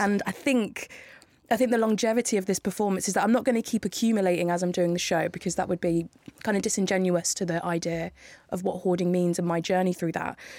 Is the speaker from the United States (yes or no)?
no; Northampton, East Midlands, United Kingdom; I'm from Northampton.